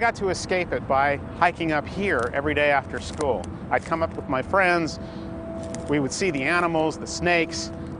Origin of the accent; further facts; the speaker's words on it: Los Angeles, California, United States; I was born and raised here in Los Angeles in the 1950s.